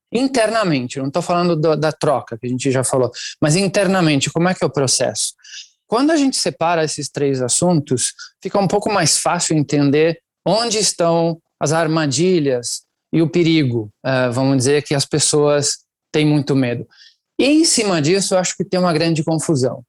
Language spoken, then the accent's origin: Portuguese; Italy; Portuguese is a second language; moved away as an adult; now in Brazil; Eu nasci e cresci na Itália. Eu estou no Brasil há uns 21 anos já